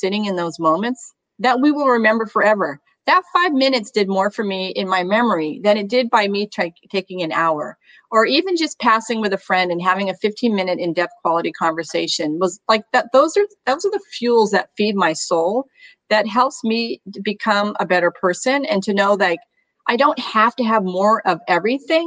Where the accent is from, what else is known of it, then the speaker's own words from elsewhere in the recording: New England, United States; moved away; I was born in New England